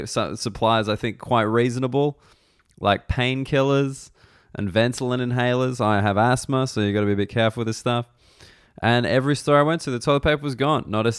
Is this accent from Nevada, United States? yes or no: yes; Reno, Nevada, United States; I grew up in Reno, bloody Reno, in the US